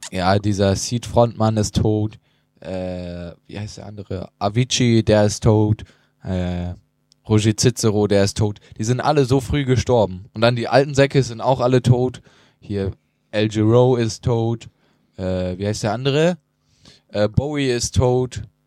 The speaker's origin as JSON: {"language": "German", "region": "Northern Germany", "country": "Germany", "said": "als Norddeutscher"}